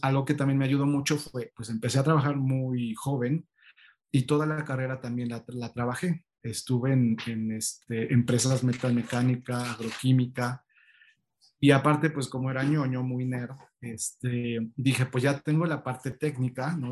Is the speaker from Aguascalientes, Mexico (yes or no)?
no; State of Mexico, Mexico; now in Mexico City, Mexico; mis papás decidieron irse al Estado de México y ahí fue donde llevé toda mi, vida estudiantil